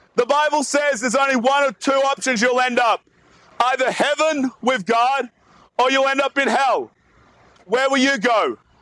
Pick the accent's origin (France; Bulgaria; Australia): Australia; As you can probably tell from my accent, I'm not actually from around here. I'm from way, way, way down south in Australia